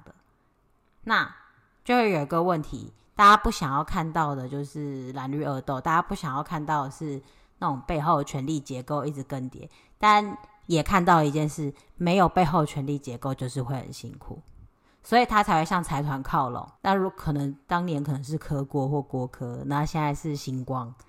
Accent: Taiwan; 我们都是台湾人

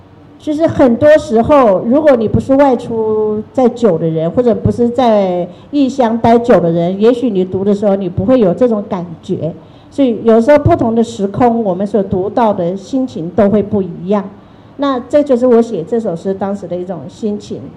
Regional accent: China; now in Taiwan; 因为我在台湾，我已经五十几岁了，我的人生一半是在。台湾生活的，久居他乡是故乡，已经台湾是我的家乡了。可是台湾没有我过去的回忆，我人生的另一半，我的回忆又在大陆。这一节台湾是没有的，我的现在是台湾，我的过去是大陆。

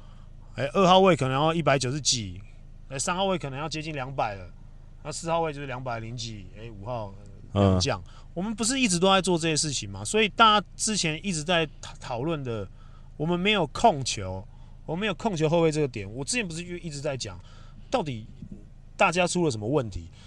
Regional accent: Taiwan; 我们我们台湾人民

